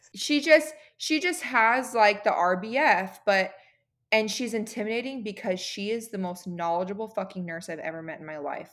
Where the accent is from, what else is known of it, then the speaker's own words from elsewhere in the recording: California, United States; moved away as an adult; also born or lived in San Diego, California; now in Arizona, United States; my husband and I are both originally from California